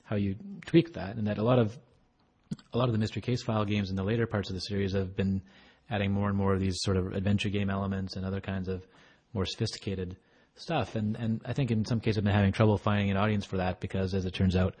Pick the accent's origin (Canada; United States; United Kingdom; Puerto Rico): Canada; Alberta; I'm from Alberta, Canada